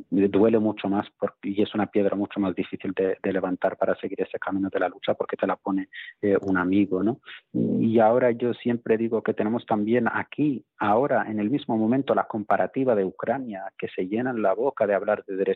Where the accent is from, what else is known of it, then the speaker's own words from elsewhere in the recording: Western Sahara; now in Spain; yo como saharaui no le estoy pidiendo a España una limosna, no le estoy pidiendo una solidaridad con una causa ajena, yo como ciudadano vivo en este país, vivo en España, pago mis impuestos